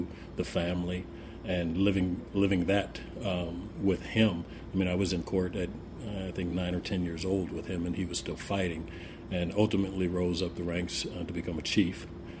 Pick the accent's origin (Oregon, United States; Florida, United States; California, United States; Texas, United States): California, United States; Oakland; also born or lived in Berkeley / San Jose; I was born in Berkeley. Most of my family was in Oakland, but my mother and father kind of broke away to San Jose, you know, in some of the later years. So I grew up actually an A's fan.